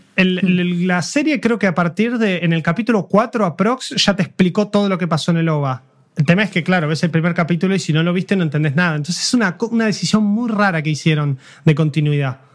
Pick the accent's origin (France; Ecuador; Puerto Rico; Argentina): Argentina; como argentino viviendo